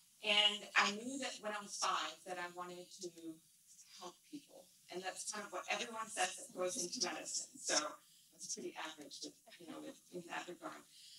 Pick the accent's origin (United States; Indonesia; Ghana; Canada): Indonesia; Jakarta; also born or lived in Mumbai, India / Tanzania / Abu Dhabi; So I was born in Bombay, and I lived there about 6 years, and then we moved to Tanzania in Africa. And from there, you know, life's journey brought me on to several other countries. Abu Dhabi, lived in Jakarta, which is where I grew up in Indonesia.